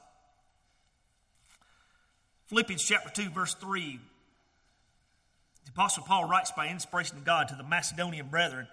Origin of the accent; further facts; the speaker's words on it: Georgia, United States; accent: real thick southern accent; I'm from Georgia, and I got this real thick southern accent